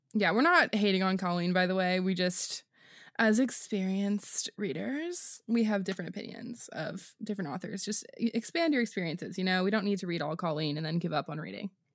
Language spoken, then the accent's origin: English; Washington, United States; moved away; I'm recording from Washington State, where I flew this week to visit my family, um, right back in my parents' closet